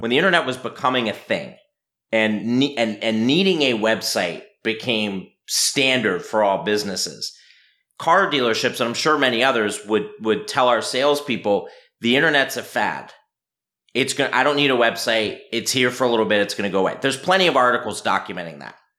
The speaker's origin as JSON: {"language": "English", "town": "Philadelphia", "region": "Pennsylvania", "country": "United States", "tie": "born or raised there", "also_born_or_lived": "Vermont", "said": "born and raised in Philadelphia"}